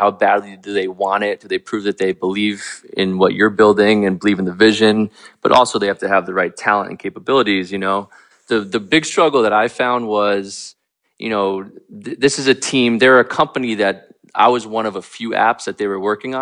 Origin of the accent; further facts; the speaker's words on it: United States; moved away; I'm from New Jersey, New York originally